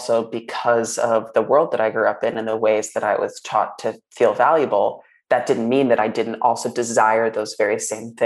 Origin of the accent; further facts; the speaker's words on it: New York, United States; I grew up in New York